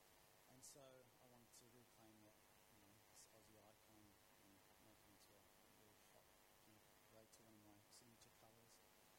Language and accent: English; Greece; this is about my journey through various spaces and time and growing up in Greece.